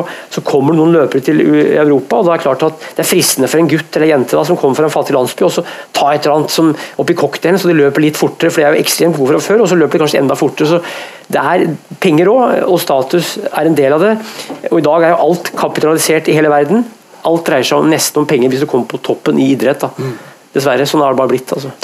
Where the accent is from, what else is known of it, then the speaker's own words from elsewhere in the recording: Hedmarken, Innlandet, Norway; Jeg er jo fra Hedmarken, og der sunt betyr Hvis bilen din er sunn, så er den ødelagt